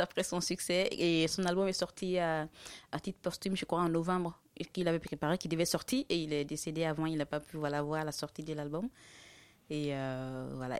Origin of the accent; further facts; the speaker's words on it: Korhogo, Savanes, Côte d’Ivoire; moved away as an adult; now in Burkina Faso; je suis née en Côte d'Ivoire, j'ai grandi en Côte d'Ivoire parce que mes parents se sont installés là-bas depuis très longtemps